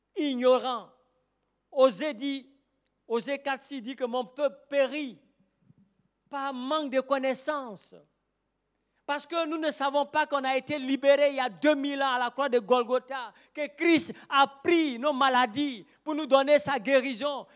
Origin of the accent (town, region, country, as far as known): Côte d’Ivoire